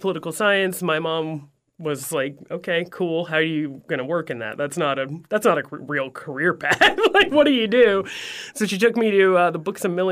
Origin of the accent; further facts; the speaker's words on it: Fort Myers, Florida, United States; I grew up in South Fort Myers